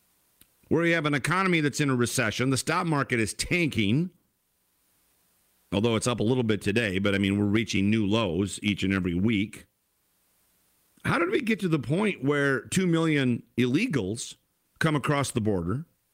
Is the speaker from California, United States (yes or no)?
no; Iowa, United States; moved away as an adult; also born or lived in Charlotte, North Carolina; now in Minnesota, United States; my mother is from North Minneapolis. I grew up in Iowa. Basically, nobody wanted me. But I settled in Minnesota.